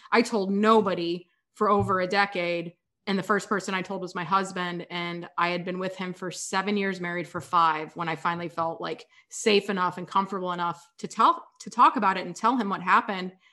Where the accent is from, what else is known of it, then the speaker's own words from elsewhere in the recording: Kansas, United States; moved away as an adult; also born or lived in San Diego; I grew up in Kansas